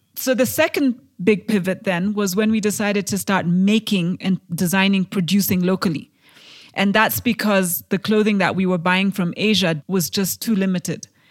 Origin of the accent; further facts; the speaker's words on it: Kenya; I am a Kenyan entrepreneur